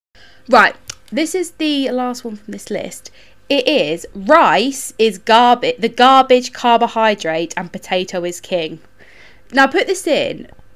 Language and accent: English; United Kingdom; because obviously we're white British people.